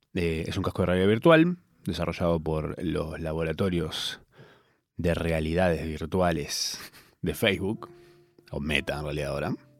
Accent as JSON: {"language": "Spanish", "country": "Argentina", "said": "Yo soy argentino"}